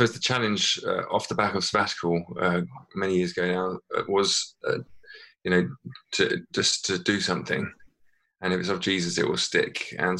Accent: England, United Kingdom; moved away as an adult; also born or lived in Northern Ireland; now in Limavady, United Kingdom; I'm from England originally, and Paul is from over here, but we've been over in Northern Ireland within the Methodist Church for about the past 11, 12 years.

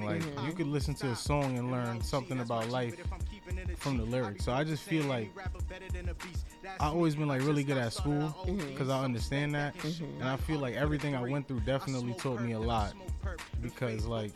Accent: New York City, New York, United States; also born or lived in Far Rockaway, Queens; I grew up in Richmond Hill. I was born in Far Rock.

